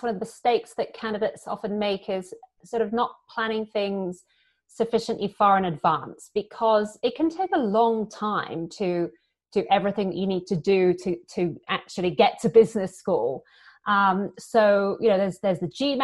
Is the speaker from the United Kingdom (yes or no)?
yes; United Kingdom; accent: British; moved away; also born or lived in London / Paris / Singapore; as you can probably hear from my accent, I'm British.